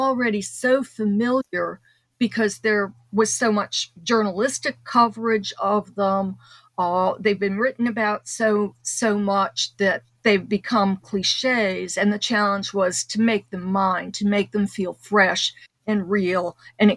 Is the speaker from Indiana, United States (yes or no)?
yes; northern Indiana, United States; also born or lived in Chicago, Illinois; I was born in Chicago on the South Side. And when I was five, we moved across the state line to northern Indiana